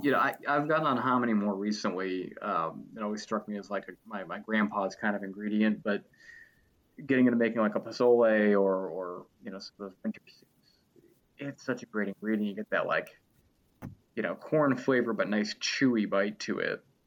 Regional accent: Cleveland, Ohio, United States; also born or lived in Cincinnati; I'm from Cleveland

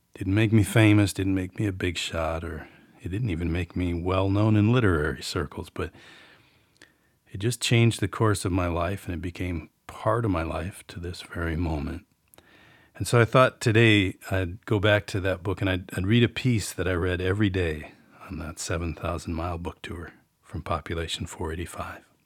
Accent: New Auburn, Wisconsin, United States; the village of New Auburn, Wisconsin, my hometown

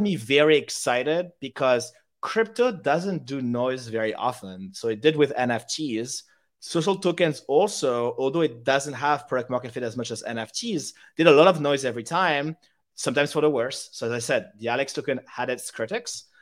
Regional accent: Paris, Île-de-France, France; English is a second language; moved away as an adult; also born or lived in United Kingdom; I grew up in Paris from zero to 18. And at 18, I studied in the UK. So now I'm bilingual and I speak English.

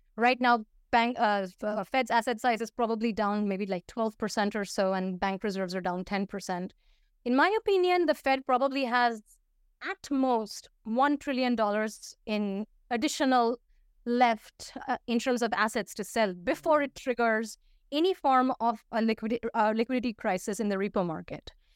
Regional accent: Paris, Île-de-France, France; first language Hindi and Bengali; English is a second language; moved away as an adult; also born or lived in India / United States / Russia / Turkey; I grew up, um, for th, a good part of my childhood and into teenhood, high school and whatnot, um, in Paris, so I speak French.

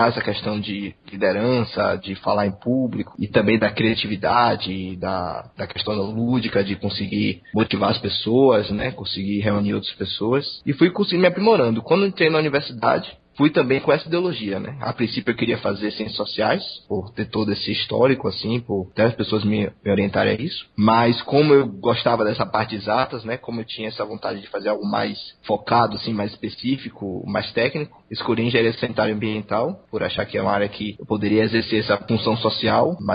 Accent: Salvador, Bahia, Brazil; eu tenho 24 anos, sou soteropolitano, né? Nasci em Salvador e morei em Salvador até começo desse ano, na casa dos meus pais.

